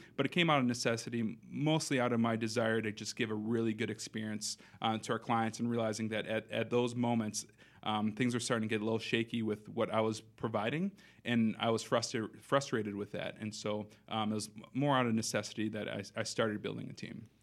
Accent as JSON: {"language": "English", "town": "Madison", "region": "Wisconsin", "country": "United States", "tie": "born or raised there", "also_born_or_lived": "Minnesota", "said": "born and raised here in Madison, so I grew up here on the West Side"}